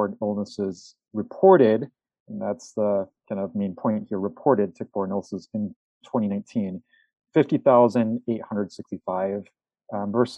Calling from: Wisconsin, United States; I'm calling here from Wisconsin.

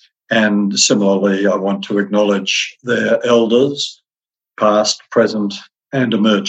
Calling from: Canberra, Australian Capital Territory, Australia; I'm speaking from Ngunnawal country in Canberra.

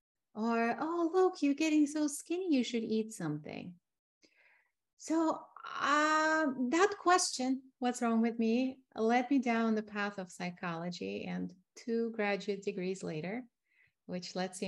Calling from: Tucson, Arizona, United States; I am located in Tucson, Arizona, in the healing desert, surrounded by mountains.

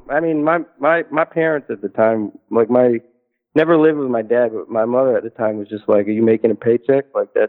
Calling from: Northeast, United States; I'm calling from the Northeast.

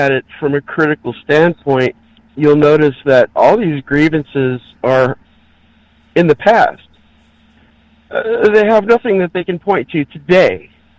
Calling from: California, United States; in California.

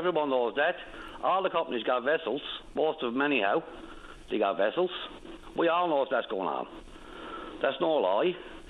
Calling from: Redhead Cove, Newfoundland and Labrador, Canada; I'm calling from Redhead Cove. I'm fishing at the Bady Bird.

